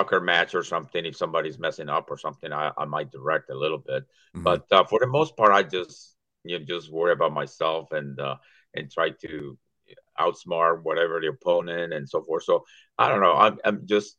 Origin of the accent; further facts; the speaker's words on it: Mexico; English is a second language; moved away as an adult; also born or lived in Maryland; now in Perrysburg, United States; I grew up in Mexico. My first, 19 years of my life was in between Mexico City and Querétaro